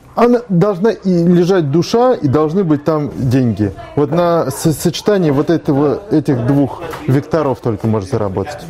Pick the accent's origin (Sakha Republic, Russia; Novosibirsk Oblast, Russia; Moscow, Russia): Moscow, Russia; also born or lived in Saint Petersburg; я э, родился в Москве в 1974 году. Нет, формально я появился на свет в Санкт-Петербурге